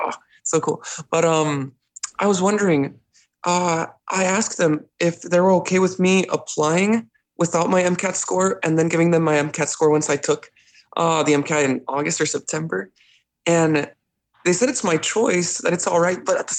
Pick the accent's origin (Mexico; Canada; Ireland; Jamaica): Mexico; now in United States; right now I'm home is in Mexico, but I was born here in the States. So like I'm not an international student.